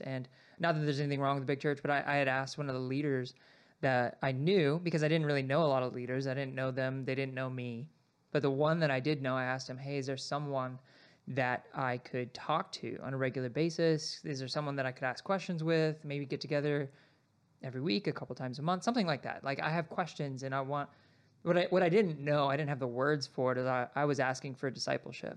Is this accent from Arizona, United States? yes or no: yes; Sierra Vista, Arizona, United States; I grew up in Arizona, so I was born and raised in Sierra Vista